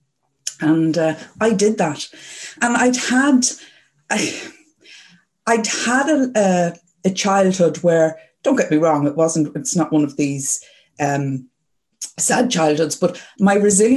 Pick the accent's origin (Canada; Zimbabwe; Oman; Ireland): Ireland; moved away as an adult; also born or lived in London, United Kingdom; being Irish